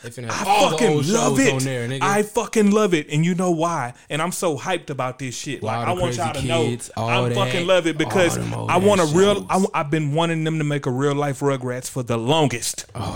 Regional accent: Houston, Texas, United States; because you know we are from Houston, Texas.

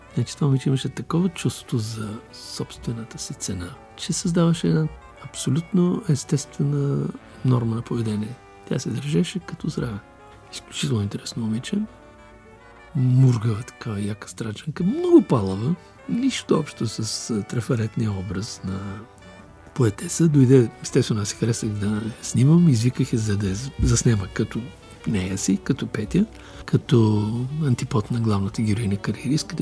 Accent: Burgas, Burgas Province, Bulgaria; moved away; моя роден град Бургас

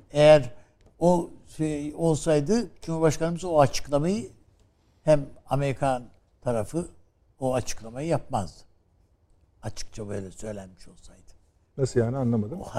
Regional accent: Turkey; Ben Türk'üm dedim.

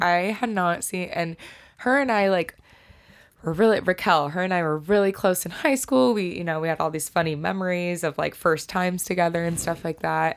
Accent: Snohomish, Washington, United States; also born or lived in Colorado Springs, Colorado; I was born in Colorado Springs, but definitely was raised in Snohomish, Lake Stevens area

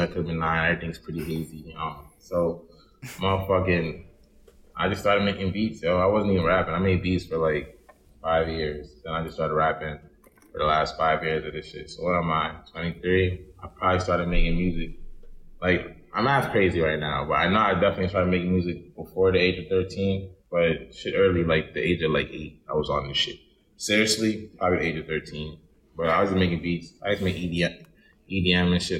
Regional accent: Baltimore, Maryland, United States; also born or lived in Indianapolis; I'm from East Baltimore. I was raised in Chingleton Park, but I was raised with like I was raised with my aunt, but I was also raised with my mom. My mom lived in Indianapolis, so it was a lot of like back and forth

